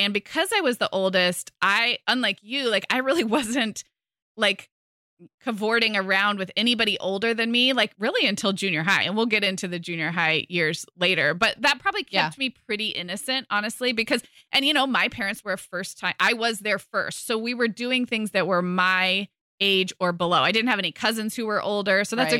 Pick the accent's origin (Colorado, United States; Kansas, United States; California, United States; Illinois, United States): California, United States; but growing up in California, would get plenty blonde, especially in the summer, a little bit freckly.